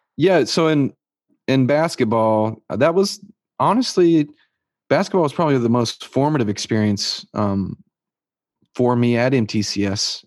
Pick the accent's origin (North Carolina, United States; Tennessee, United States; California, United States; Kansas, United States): Tennessee, United States; Lascassas; I grew up in Las Casas, Tennessee, um, um, which is just outside of Murfreesboro